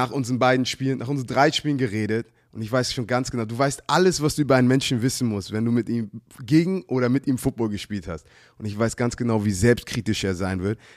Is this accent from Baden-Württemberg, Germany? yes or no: no; Hamburg, Germany; wir sind Hamburger halt.